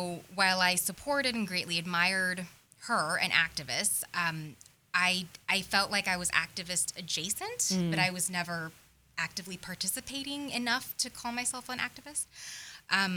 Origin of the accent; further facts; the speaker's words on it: Tucson, Arizona, United States; I grew up in Tucson, Arizona, which is a fairly liberal city